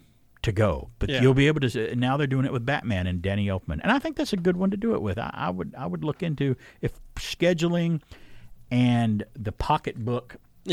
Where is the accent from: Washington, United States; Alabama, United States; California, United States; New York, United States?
Alabama, United States; Centre; my local library growing up in Center, Alabama.